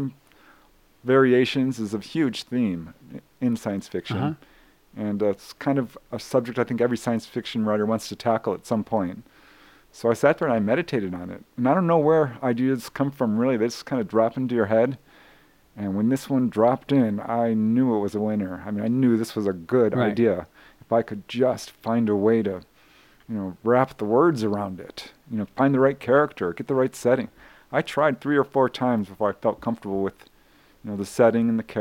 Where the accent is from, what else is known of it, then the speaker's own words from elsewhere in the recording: Topanga Canyon, California, United States; I grew up in Topanga Canyon